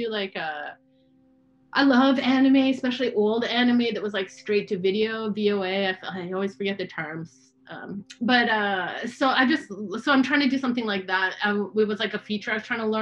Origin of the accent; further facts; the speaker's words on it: Canada; I am originally from Canada